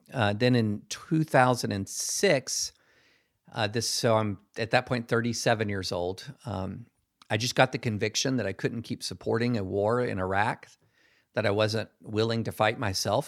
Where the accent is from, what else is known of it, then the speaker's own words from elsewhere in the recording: Georgetown, Kentucky, United States; moved away as an adult; also born or lived in Alabama / the South / Nashville; I grew up, I was born in Alabama, grew up across the South, um, but mostly in Kentucky.